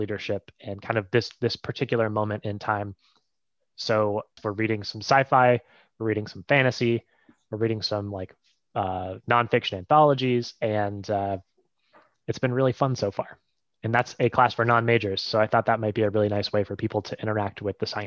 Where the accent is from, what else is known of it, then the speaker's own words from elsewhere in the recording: Ohio, United States; moved away as an adult; now in Maine, United States; I grew up in Ohio, which is a landlocked state